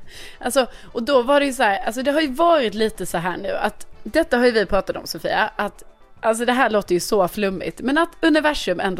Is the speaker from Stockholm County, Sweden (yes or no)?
no; Lund, Skåne, Sweden; Jag kommer ju från Lund.